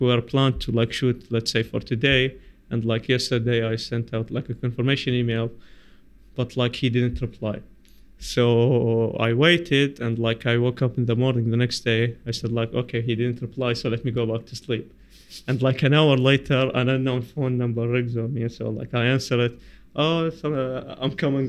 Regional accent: Basra, Basra Governorate, Iraq; I am from Basra

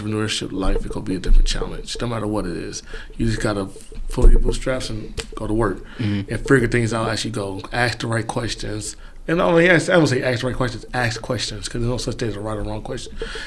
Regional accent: Los Angeles, California, United States; now in Michigan, United States; I'm from Los Angeles, California, more specifically South Central Los Angeles

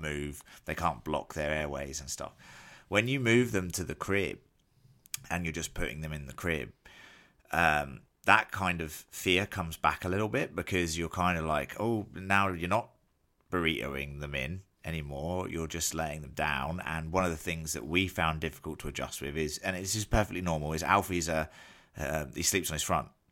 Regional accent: England, United Kingdom; as an Englishman who gets semi-decent Guinness in England

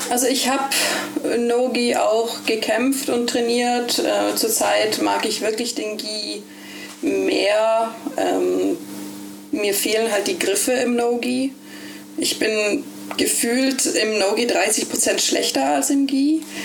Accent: Ålesund, Møre og Romsdal, Norway; also born or lived in Germany / Berlin, Germany; now in Bergen, Norway; als ich acht war, ist meine Familie ausgewandert nach Norwegen. Äh, und dann bin ich in Olesund groß geworden

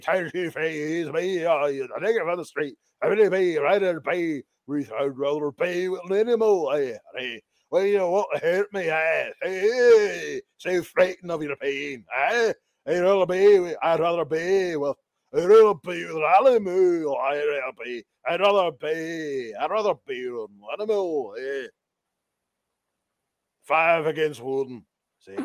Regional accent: Pacific Northwest, United States; Because I grew up with it where I lived. I was born in the Pacific Northwest, and it was our thing.

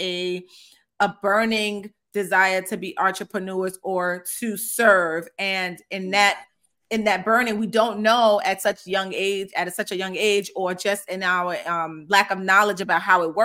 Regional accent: Amityville, New York, United States; I am, and we are, from Amityville, New York, Long Island

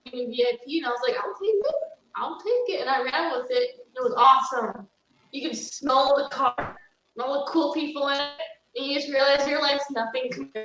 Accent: Wisconsin, United States

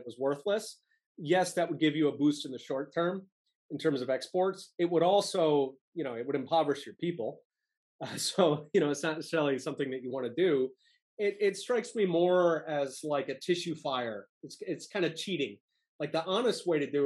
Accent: Philadelphia, Pennsylvania, United States; I grew up in Philadelphia

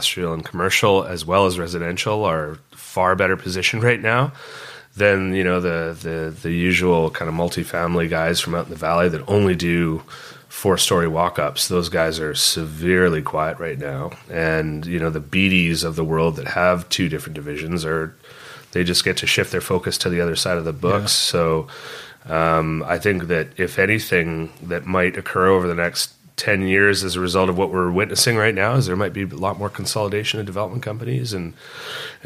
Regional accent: Vancouver, British Columbia, Canada; I grew up in Vancouver, and I grew up on the North Shore

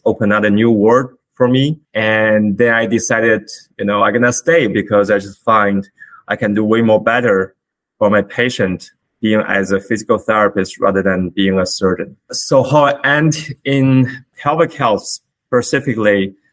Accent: China; moved away as an adult; now in Canada; I was born in China, where I was trained as a physician

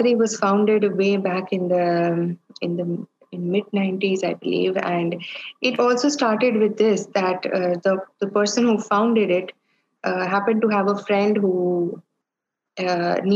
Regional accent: India; I am an Indian woman, Indian Catholic woman

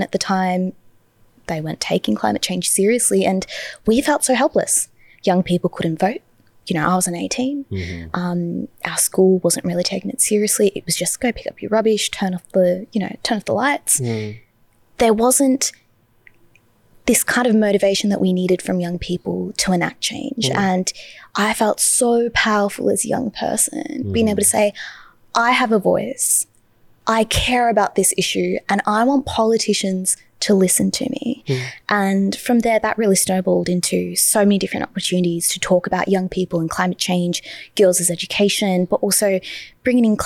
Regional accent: Hoppers Crossing, Victoria, Australia; first language English; also born or lived in Brunswick, Melbourne / Balwyn, Melbourne / Box Hill, Melbourne; I grew up in Hoppers Crossing

